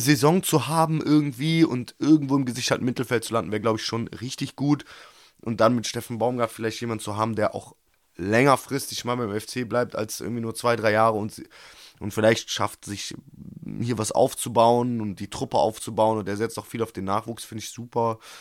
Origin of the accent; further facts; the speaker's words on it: Cologne, North Rhine-Westphalia, Germany; als Kölner, als Fan in Köln, der hoch emotional verbunden ist mit diesem Verein